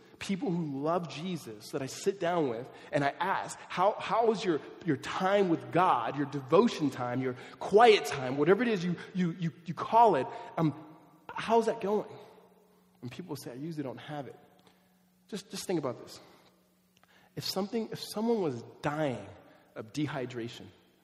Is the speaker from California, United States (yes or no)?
yes; Southern California, United States; I grew up in Southern California